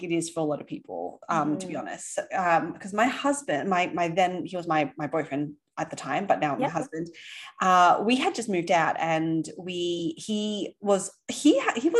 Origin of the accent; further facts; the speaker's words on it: Sydney, New South Wales, Australia; accent: Aussie; now in New York, United States; I grew up in Sydney.